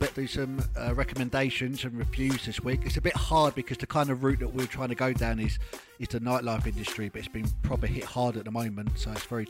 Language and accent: English; England, United Kingdom; moved away as an adult; now in Abu Dhabi, United Arab Emirates; being English, you know, we love the roast dinners.